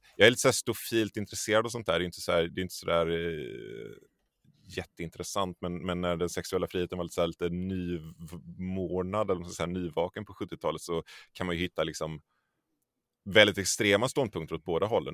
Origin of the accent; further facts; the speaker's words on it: Tollered, Västra Götaland, Sweden; also born or lived in Borås; jag är uppvuxen i en, ett litet samhälle som heter Tollered. Uh, som ligger strax en, en, en, bit utanför Göteborg